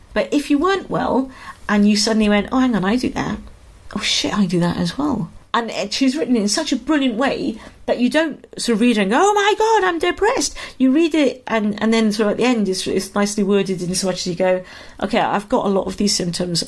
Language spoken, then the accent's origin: English; Wales, United Kingdom; moved away as an adult; also born or lived in London; when I was in Wales, and then I moved to London when I was 18, and I became fiercely Welsh.